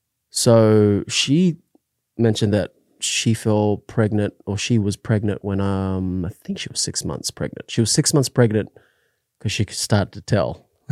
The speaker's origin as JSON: {"language": "English", "country": "Australia", "tie": "born or raised there", "moved": "yes", "said": "So I was born in Australia, but my family isn't from Australia."}